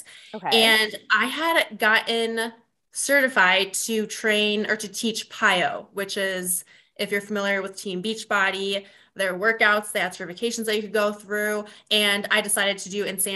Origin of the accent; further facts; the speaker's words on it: Vermillion, South Dakota, United States; moved away as an adult; also born or lived in Brookings, South Dakota; now in Sioux Falls, United States; I currently live in Sioux Falls, South Dakota, and I grew up in Vermilion, which is like an hour south